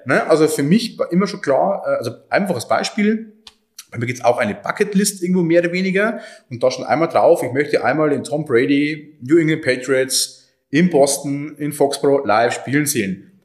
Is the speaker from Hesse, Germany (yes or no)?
no; Oberviechtach, Bavaria, Germany; Oberfichtach ist meine Heimat